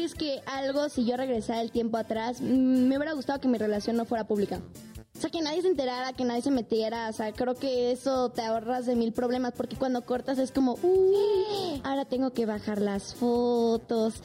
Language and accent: Spanish; Mexico City, Mexico; soy mexicana soy aquí de la Ciudad de México, soy chilanga